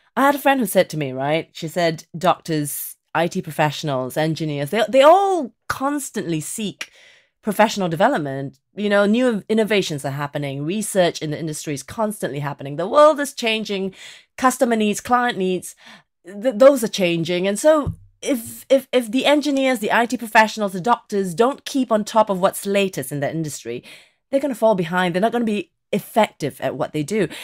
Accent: Singapore; moved away as an adult; now in England; I was born in Singapore

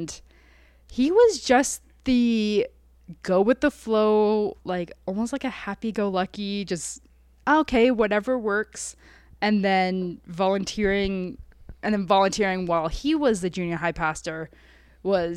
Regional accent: Hamilton, Ontario, Canada; moved away as an adult; also born or lived in Toronto; now in Niagara, Canada; I grew up in Hamilton, moved around a couple times, but always went to the same school

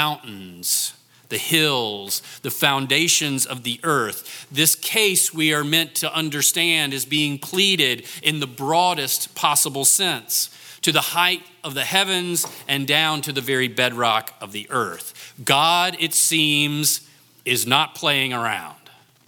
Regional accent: North Carolina, United States; my home state of North Carolina

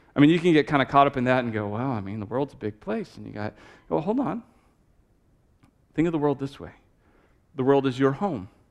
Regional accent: Texas, United States; moved away as an adult; now in Manchester, New Hampshire, United States; I'm from Texas

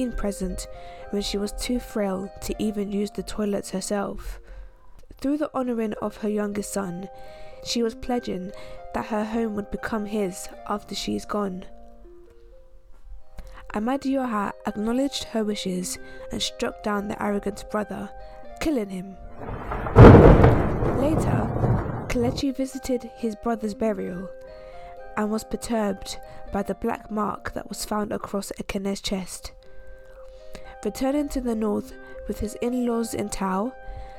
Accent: Nigeria; moved away; back home, as I'm Nigerian as well

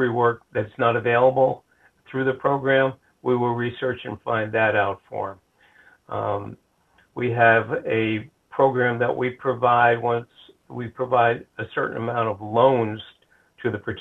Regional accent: White Plains, New York, United States; also born or lived in Rhode Island; now in Flagler County, United States; I grew up in New York, a place called White Plains, which was 25 miles north of New York City

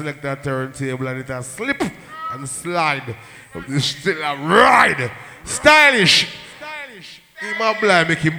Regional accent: Portmore, Saint Catherine Parish, Jamaica; I'm from Portmore, down in J.A.

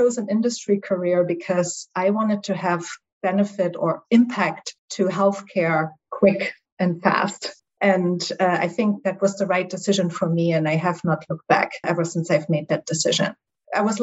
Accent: East Germany, Germany; English is a second language; moved away; also born or lived in Halle, Germany; My accent will reveal that I'm from Germany originally. So I grew up actually behind the Iron Curtain in East Germany.

